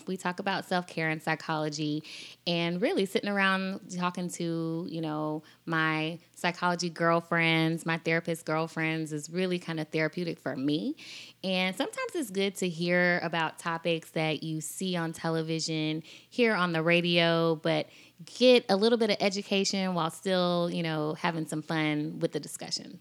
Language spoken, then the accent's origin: English; Columbia, South Carolina, United States; also born or lived in Alabama; Was raised in Columbia, South Carolina